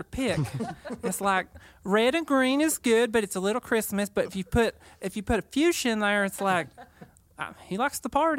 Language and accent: English; Missouri, United States; so I'm from Southwest Missouri, so a lot of people have like a Southern accent.